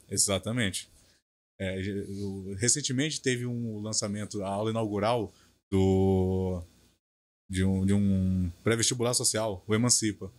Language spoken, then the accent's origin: Portuguese; Belford Roxo, Rio de Janeiro, Brazil; falo que sou de Bafo Roxo